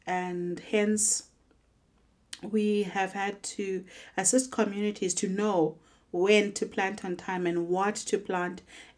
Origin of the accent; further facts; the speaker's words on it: Zimbabwe; I'm visiting from Zimbabwe.